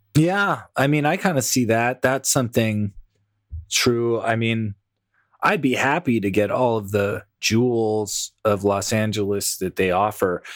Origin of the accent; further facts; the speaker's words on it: Toronto, Ontario, Canada; my hometown of Toronto, Ontario